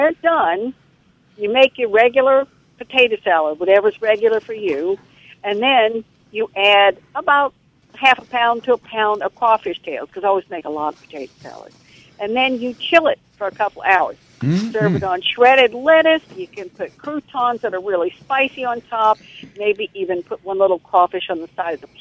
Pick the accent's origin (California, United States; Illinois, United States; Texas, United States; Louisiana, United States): Louisiana, United States; New Orleans; I'm from New Orleans